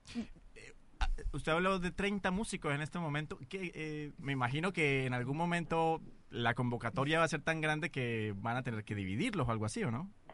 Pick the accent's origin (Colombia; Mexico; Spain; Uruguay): Colombia; now in Chile; yo lo puedo decir propiamente, abiertamente como colombiano